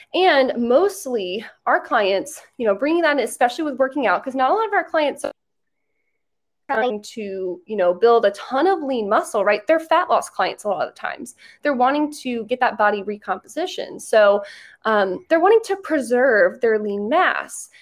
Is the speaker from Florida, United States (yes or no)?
yes; Orlando, Florida, United States; I'm from Orlando